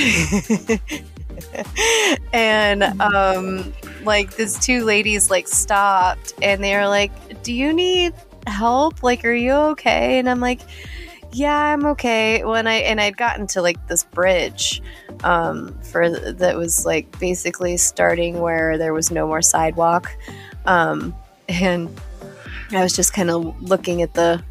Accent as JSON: {"language": "English", "area": "near Casper", "region": "Wyoming", "country": "United States", "tie": "born or raised there", "said": "she was in Casper, which was like 22 miles from my hometown. That was our big city"}